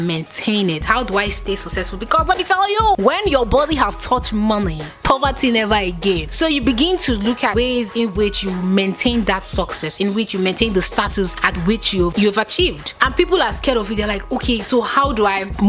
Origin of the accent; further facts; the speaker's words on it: Nigeria; as a Nigerian youth